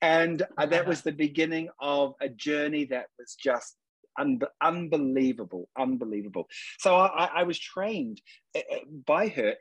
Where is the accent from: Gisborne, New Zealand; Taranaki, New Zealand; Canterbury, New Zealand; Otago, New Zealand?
Taranaki, New Zealand; New Plymouth; moved away as an adult; now in London, United Kingdom; I'm originally from New Zealand, and I'm from a little city called New Plymouth in Taranaki.